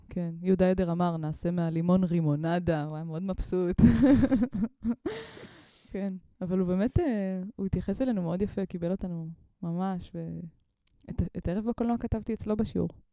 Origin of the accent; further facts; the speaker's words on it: Mitzpe Ramon, Southern District, Israel; אני גדלתי במצפה רמון